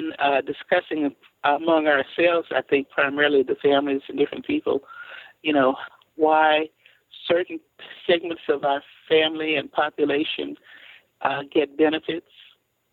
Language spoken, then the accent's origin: English; Ardmore, Oklahoma, United States; I was born in Ardmore. My parents are both Carter County residents